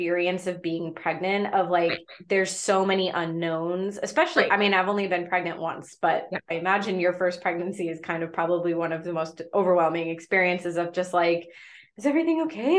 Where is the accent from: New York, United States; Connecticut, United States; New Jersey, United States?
Connecticut, United States; moved away; I'm from Connecticut